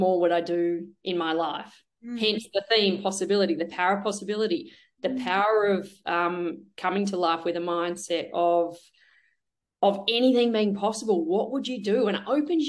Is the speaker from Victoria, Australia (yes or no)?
yes; Melbourne, Victoria, Australia; born or raised there